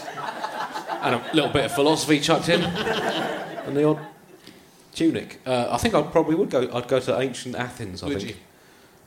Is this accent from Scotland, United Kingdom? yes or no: no; Tunbridge Wells, South East England, United Kingdom; I grew up in Tunbridge Wells